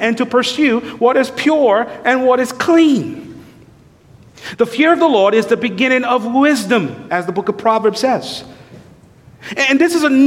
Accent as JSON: {"language": "English", "country": "St. Lucia", "tie": "born or raised there", "said": "I was raised in St. Lucia"}